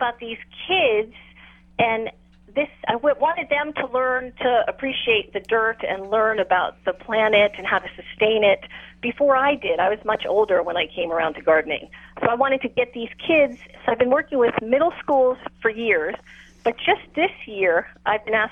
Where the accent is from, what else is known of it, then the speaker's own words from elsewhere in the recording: New York, United States; moved away; how I grew up in New York, we had a small patio